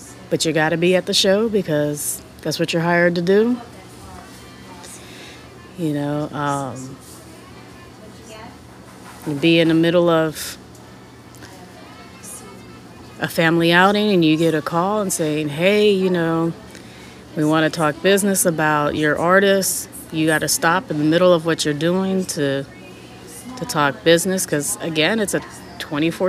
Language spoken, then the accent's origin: English; California, United States; Growing up in California, we had a lot of different variety of music